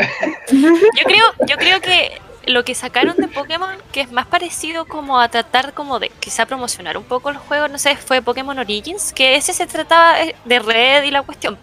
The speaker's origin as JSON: {"language": "Spanish", "town": "Iquique", "region": "Tarapacá", "country": "Chile", "moved": "yes", "said": "como soy de región, como soy de región, nunca, bueno, allá en Iquique, porque soy de Iquique"}